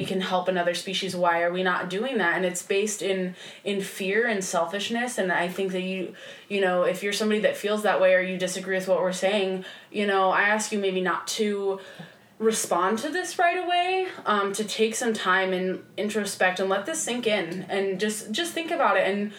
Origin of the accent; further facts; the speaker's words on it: Midwest, United States; growing up in the Midwest and in a very religious part of the country, too, I was always told that different was wrong.